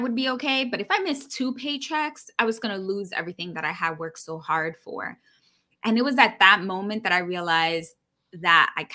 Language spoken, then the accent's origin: English; New York City, New York, United States; grew up born and raised in New York City, daughter of an immigrant